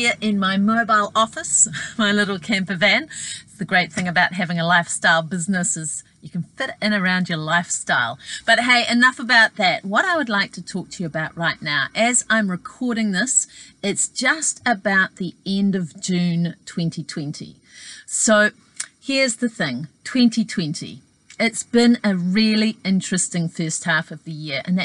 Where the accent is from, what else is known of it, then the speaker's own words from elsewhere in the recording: New Zealand; my home country of New Zealand